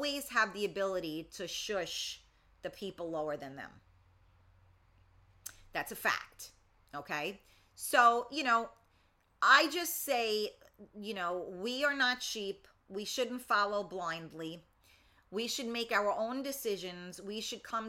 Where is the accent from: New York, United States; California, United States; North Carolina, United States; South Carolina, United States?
New York, United States; New York City; I was from the Bronx